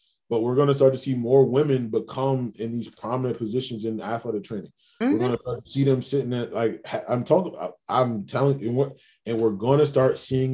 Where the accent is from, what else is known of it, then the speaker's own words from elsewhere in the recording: New York City, New York, United States; I'm from Queens. I'm a big basketball fan, big New York Knicks fan